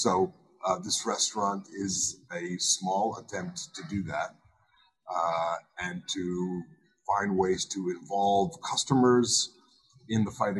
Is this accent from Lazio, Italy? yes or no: yes; Rome, Lazio, Italy; born there; I was born in Rome, Italy, and both of my parents were born outside of the United States.